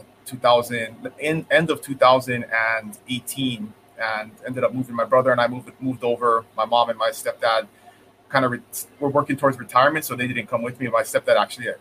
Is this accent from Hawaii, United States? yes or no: yes; Kona, Hawaii, United States; I grew up here in the Big Island on the west side in Kona.